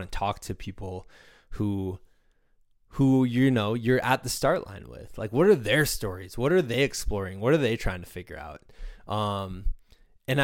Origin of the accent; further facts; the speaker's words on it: Midwest, United States; moved away; also born or lived in Danville, Virginia; I'm from the Midwest originally